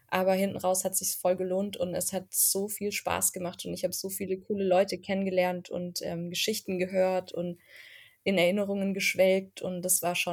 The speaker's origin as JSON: {"language": "German", "region": "Baden-Württemberg", "country": "Germany", "said": "Berlin jetzt wieder nach Stuttgart gezogen. Und wenn wir in Berlin zu Besuch sind, da muss man ja als Schwabe auch ein bisschen aufpassen"}